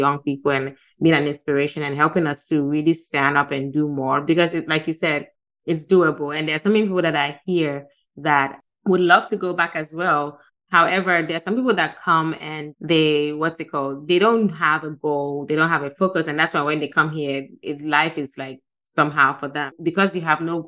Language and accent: English; Gambia; moved away; also born or lived in Ghana; I'm from Ghana, but I grew up in Gambia. So Gambia has been like my home for the past more than 30 years.